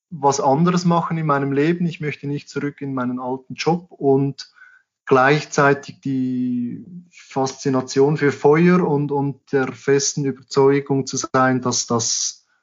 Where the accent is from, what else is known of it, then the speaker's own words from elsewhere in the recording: Switzerland; für uns als, als Schweizer und ich glaube allgemein als Europäer ist die Panamericana halt sehr angenehm.